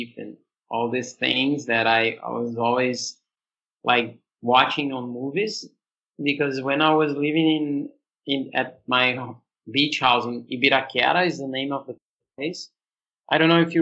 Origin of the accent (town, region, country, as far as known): Brazil; born or raised there; also born or lived in Australia / São Paulo